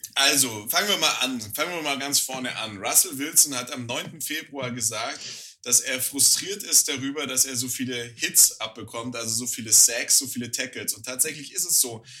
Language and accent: German; Germany; als Deutscher